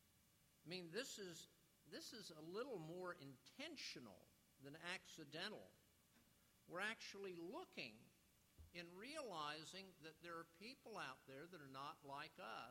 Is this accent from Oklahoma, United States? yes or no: no; South Florida, United States; moved away; I grew up in South Florida